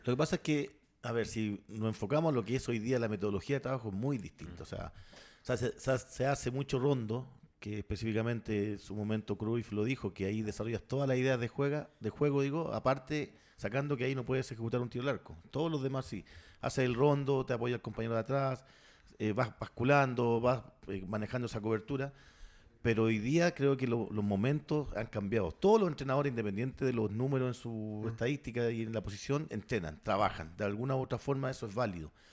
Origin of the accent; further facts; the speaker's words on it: San Vicente de Tagua Tagua, O'Higgins, Chile; somos de San Vicente